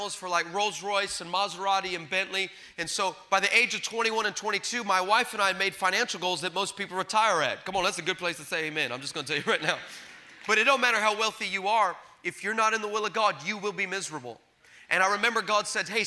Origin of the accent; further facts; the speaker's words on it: El Paso, Texas, United States; now in California, United States; I'm originally from El Paso, Texas